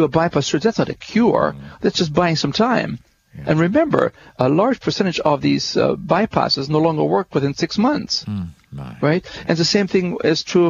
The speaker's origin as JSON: {"language": "English", "country": "Germany", "said": "you're from Germany, aren't you? I said, yes, I am."}